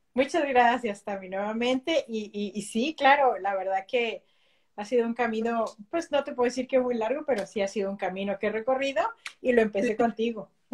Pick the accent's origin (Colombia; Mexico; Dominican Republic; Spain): Mexico; Mexico City; first language Spanish; moved away as an adult; now in Belgium; soy original de México. Yo nací en la Ciudad de México.